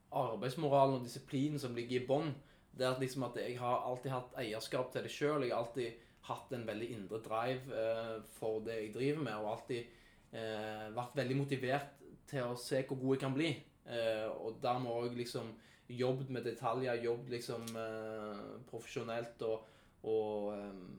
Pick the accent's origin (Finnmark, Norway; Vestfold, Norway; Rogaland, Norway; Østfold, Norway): Rogaland, Norway; Sandnes; Jeg kommer fra Lura.